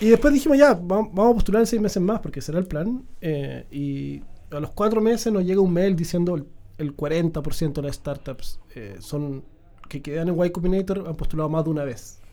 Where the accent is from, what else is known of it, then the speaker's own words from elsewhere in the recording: Puerto Montt, Los Lagos, Chile; yo soy de Puerto Montt